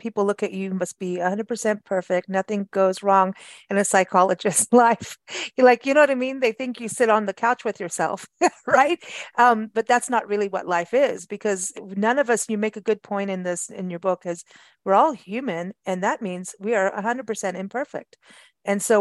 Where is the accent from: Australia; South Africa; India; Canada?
South Africa; moved away as an adult; also born or lived in England / Michigan; we grew up in South Africa together